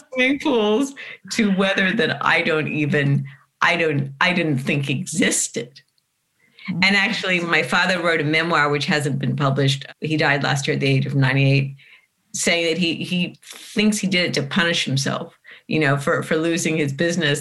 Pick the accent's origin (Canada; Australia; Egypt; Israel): Australia; Sydney, New South Wales; moved away as an adult; now in California, United States; i grew up in bellevue hill you know eastern suburbs